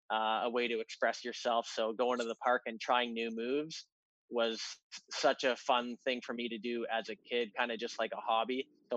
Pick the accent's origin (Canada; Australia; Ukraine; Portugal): Canada; You think I'm part Russian. I'm full Canadian.